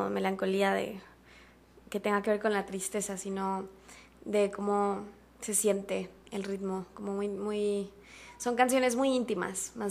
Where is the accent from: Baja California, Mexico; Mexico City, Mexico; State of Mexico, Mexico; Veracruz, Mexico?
Mexico City, Mexico; born there; pues yo nací en la Ciudad de México, mi papá es brasileño, mi mamá es mexicana.